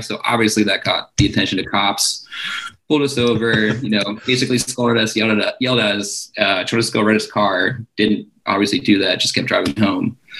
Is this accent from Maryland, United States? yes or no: yes; Towson, Maryland, United States; I grew up in Baltimore, uh, technically in Towson. Um, pretty much grew up there. Went to high school there